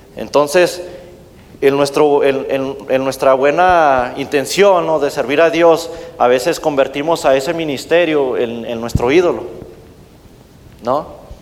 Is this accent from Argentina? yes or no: no; Mexico; now in United States; de donde yo soy originario, eh, de mi país México